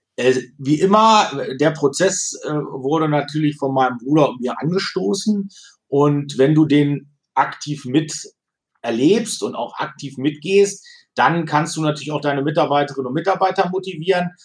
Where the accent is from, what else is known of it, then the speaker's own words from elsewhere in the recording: Wolfenbüttel, Lower Saxony, Germany; Dann bin ich seit 2006 hier Ratsherr in Wolfenbüttel, meine Heimatstadt.